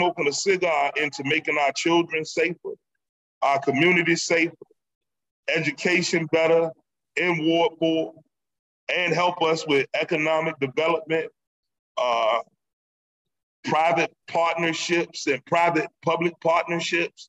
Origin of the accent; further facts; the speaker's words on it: Norfolk, Virginia, United States; growing up in Norfolk